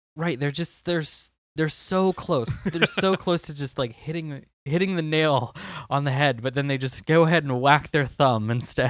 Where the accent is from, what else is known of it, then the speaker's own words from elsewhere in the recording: Southern California, United States; I'm from SoCal